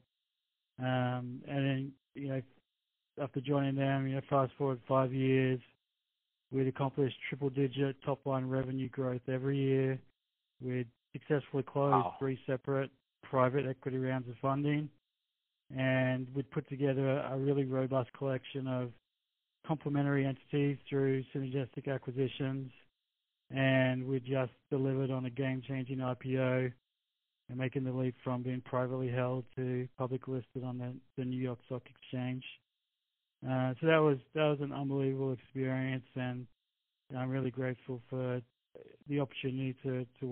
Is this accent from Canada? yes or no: no; Brisbane, Queensland, Australia; moved away as an adult; now in United States; I'm originally from Brisbane in Australia